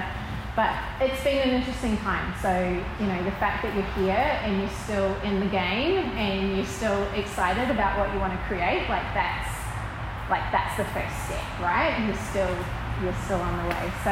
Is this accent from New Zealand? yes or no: yes; New Zealand; moved away as an adult; also born or lived in Sydney, Australia / Melbourne, Australia; now in Newcastle, Australia; I grew up in New Zealand and then moved here 20 years ago.